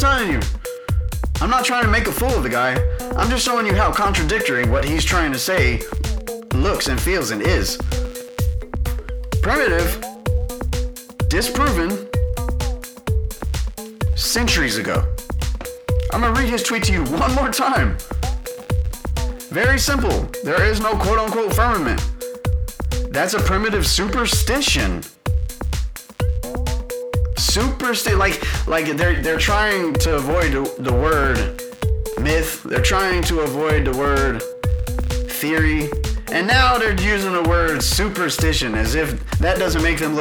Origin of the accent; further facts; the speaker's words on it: Houston, Texas, United States; I grew up in Houston